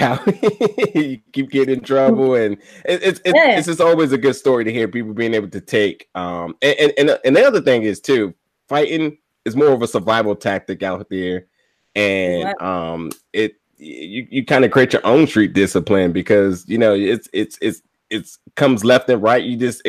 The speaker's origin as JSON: {"language": "English", "region": "New Jersey", "country": "United States", "said": "I'm from New Jersey."}